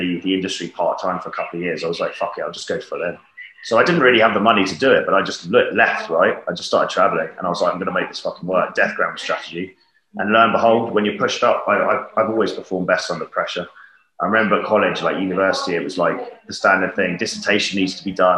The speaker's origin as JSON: {"language": "English", "region": "London", "country": "United Kingdom", "tie": "born or raised there", "said": "growing up in the UK, I'm from London originally. And growing up here"}